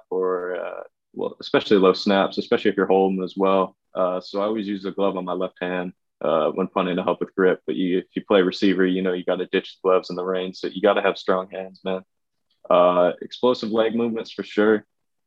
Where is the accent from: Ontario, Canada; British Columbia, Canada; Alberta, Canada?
British Columbia, Canada; Vancouver; I'm from Vancouver. It's in Western Canada.